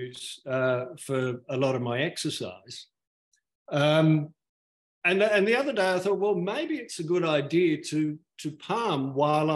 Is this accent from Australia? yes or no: yes; Sydney, New South Wales, Australia; now in Perth, Australia; I was brought up in Sydney